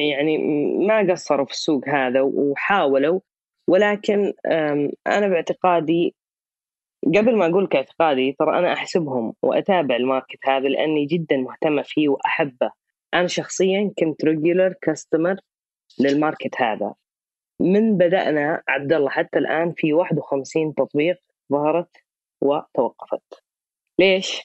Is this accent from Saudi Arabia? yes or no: yes; Saudi Arabia; عندنا في السعوديه